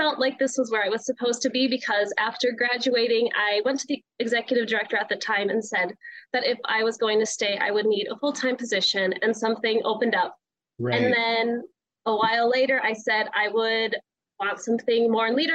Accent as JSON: {"language": "English", "town": "Minot", "region": "North Dakota", "country": "United States", "tie": "born or raised there", "moved": "as an adult", "lives_now": "Minnesota, United States", "said": "So I am originally from North Dakota. So I grew up in Minot, and I've been living in Minnesota now for about 5 years."}